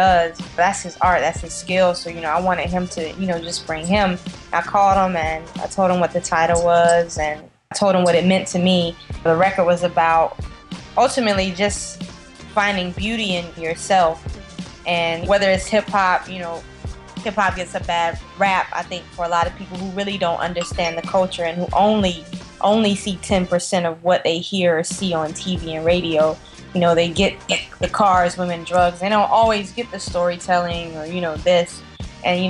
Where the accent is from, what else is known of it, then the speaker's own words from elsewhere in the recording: Snow Hill, United States; throughout my life growing up in Snow Hill